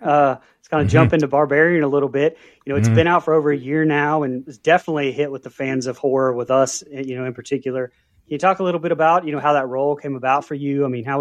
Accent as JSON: {"language": "English", "region": "the South", "country": "United States", "said": "since we're from the South."}